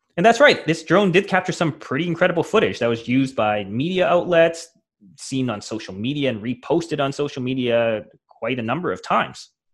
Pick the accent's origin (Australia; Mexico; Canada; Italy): Canada; a Canadian hockey fan